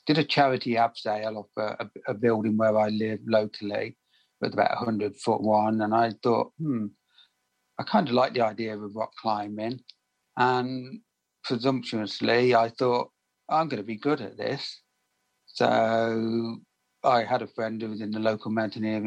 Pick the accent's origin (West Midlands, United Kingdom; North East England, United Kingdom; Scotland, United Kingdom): West Midlands, United Kingdom; Birmingham; I'm from Birmingham in the UK